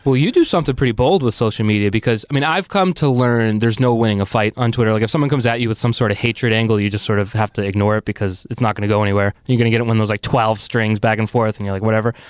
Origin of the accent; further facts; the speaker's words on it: Arlington, Massachusetts, United States; I'm from Arlington, which growing up was just a town